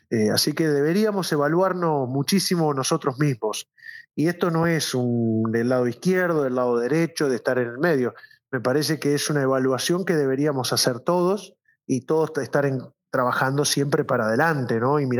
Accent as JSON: {"language": "Spanish", "town": "Gálvez", "region": "Santa Fe", "country": "Argentina", "tie": "born there", "said": "yo nací en Galvez, soy hijo de un trabajador de toda la vida desde Sancor"}